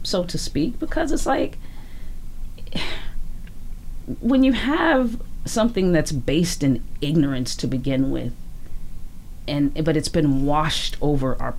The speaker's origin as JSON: {"language": "English", "town": "Chicago", "region": "Illinois", "country": "United States", "also_born_or_lived": "Louisiana / Los Angeles", "moved": "as an adult", "lives_now": "Vancouver, Canada", "said": "I'm from Chicago."}